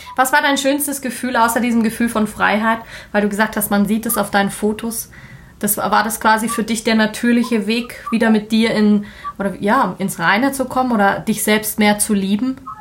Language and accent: German; Germany; bei uns ist es genauso in Deutschland